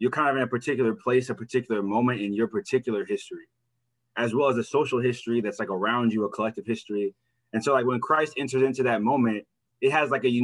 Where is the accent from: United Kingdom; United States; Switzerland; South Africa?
United States; Midwest; also born or lived in Manhattan, New York City; I was born in Manhattan. My mom moved from New York City and I grew up in the Midwest